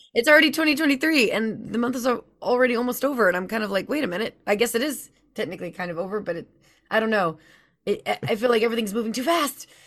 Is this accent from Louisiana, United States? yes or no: yes; Louisiana, United States; I'm from Louisiana